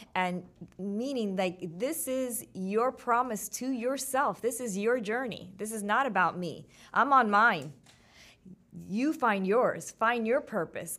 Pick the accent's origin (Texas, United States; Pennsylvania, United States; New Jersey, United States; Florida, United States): Florida, United States; Miami; my hometown, three oh five